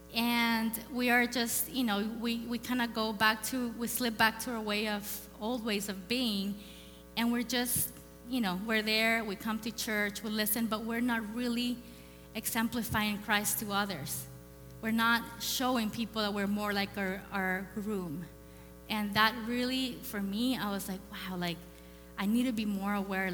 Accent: El Salvador; moved away; I grew up in El Salvador.

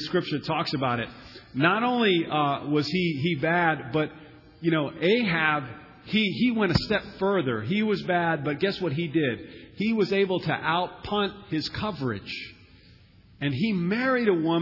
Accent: United States; us Americans

